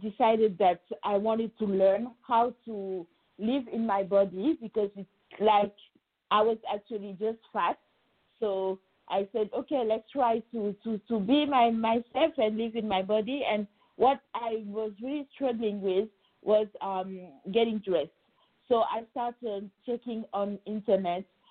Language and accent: English; Senegal; moved away as an adult; now in Paris, France; I actually was born and raised in Senegal, West Africa, and I arrived in France when I was 18 to study law